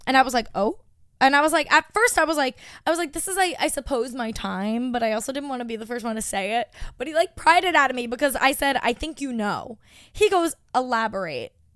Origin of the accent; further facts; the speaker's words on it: Long Island, New York, United States; my hometown